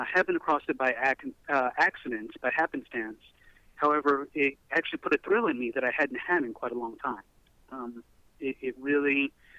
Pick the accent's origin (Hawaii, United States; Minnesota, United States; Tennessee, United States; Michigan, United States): Tennessee, United States; Middle; moved away as an adult; also born or lived in Nashville, Tennessee / California; I'm from the Middle Tennessee area.